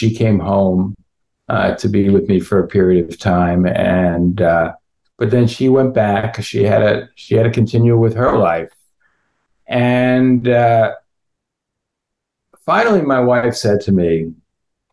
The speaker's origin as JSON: {"language": "English", "town": "West Orange", "region": "New Jersey", "country": "United States", "tie": "born or raised there", "moved": "yes", "said": "West Orange, New Jersey, right, which is coincidentally also where I grew up"}